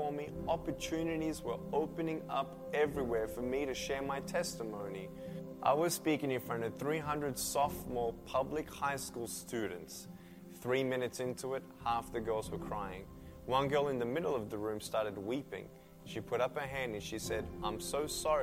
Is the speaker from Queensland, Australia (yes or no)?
no; Melbourne, Victoria, Australia; I was born in Melbourne, Australia, 1982